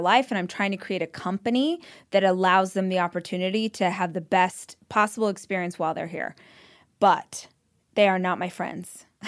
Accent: Weed Patch Highway, California, United States; I grew up on Weed Patch Highway

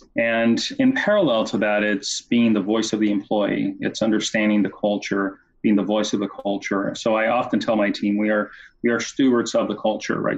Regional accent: Brazil; moved away as an adult; now in United States; I grew up in Brazil, went to school in Brazil, and after college came to, to the U S.

